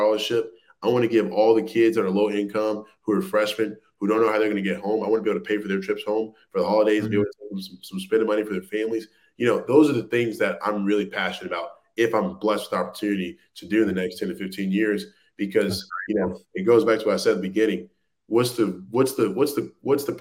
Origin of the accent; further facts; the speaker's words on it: Louisiana, United States; I'm originally from Louisiana